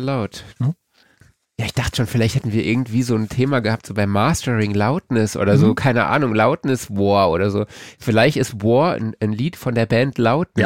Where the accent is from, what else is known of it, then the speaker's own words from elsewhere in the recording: Saarlouis, Saarland, Germany; für meinen Geburtsort, also Autokennzeichen SLS